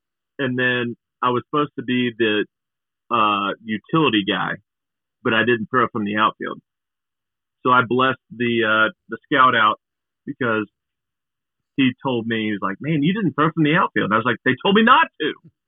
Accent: Broken Arrow, Oklahoma, United States; Broken Arrow.

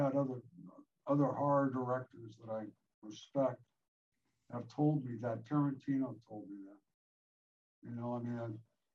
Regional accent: Highland, New York, United States; moved away as an adult; I grew up in a small town

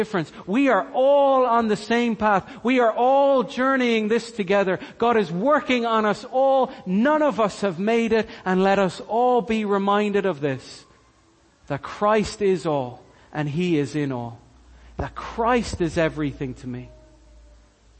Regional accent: Cork, Munster, Ireland; I'm Irish. I'm born and raised in Cork.

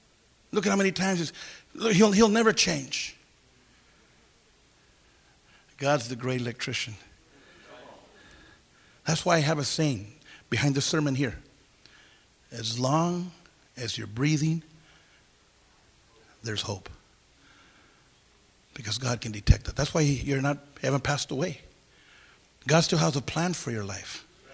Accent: Santa Paula, California, United States; I'll never forget the first rally I had in my hometown, Santa Paula, California.

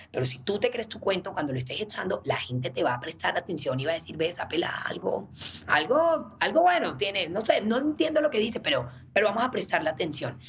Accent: Cartagena, Bolívar, Colombia; nosotras crecimos en Cartagena, nacimos en Cartagena

